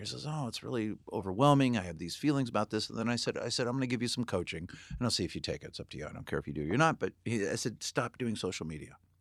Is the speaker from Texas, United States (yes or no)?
no; Santa Barbara, California, United States; I grew up in Santa Barbara